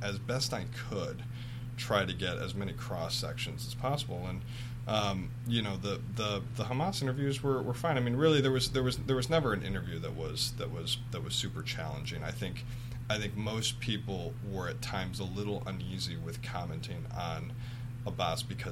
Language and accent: English; Michigan, United States; I'm from an Irish-Italian family in Michigan